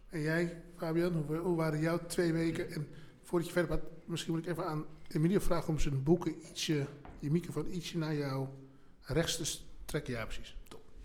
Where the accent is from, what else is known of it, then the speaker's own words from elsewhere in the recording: Amstelveen, North Holland, Netherlands; Ik kom uit Amstelveen. waar ben ik, ben ik geboren en getogen in Amstelveen